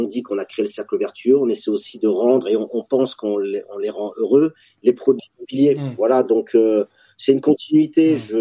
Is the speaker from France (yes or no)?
yes; France; en tant que Français